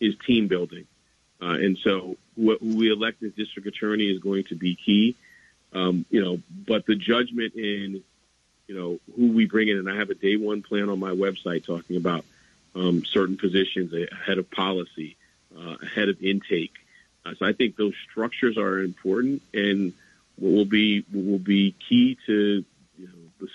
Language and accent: English; New York City, New York, United States; I grew up in Harlem during the mid-80s